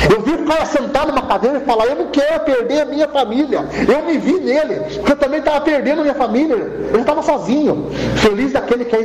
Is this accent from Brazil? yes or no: yes; Tietê, São Paulo, Brazil; Sou nascido e criado em Tietê, passava em hotel, passava em pensão, ninguém me aceitava porque me conhecia.